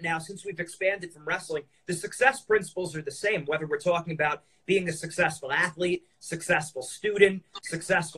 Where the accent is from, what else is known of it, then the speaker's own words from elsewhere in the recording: Edison, New Jersey, United States; now in New York City, United States; Originally New Jersey. Now I'm in New York City